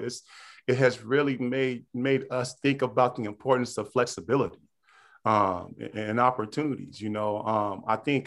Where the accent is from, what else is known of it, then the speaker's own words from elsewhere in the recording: Pittsburg, California, United States; I come from the Bay Area, you know, Northern California, deep East Bay, Pittsburgh, California